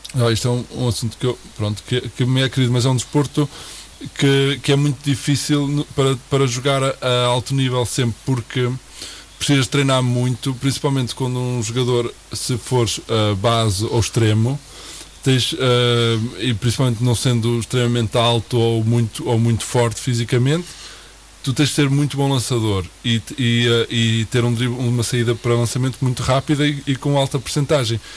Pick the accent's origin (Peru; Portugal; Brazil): Portugal; moved away as an adult; sendo português e tendo já alguns amigos no Porto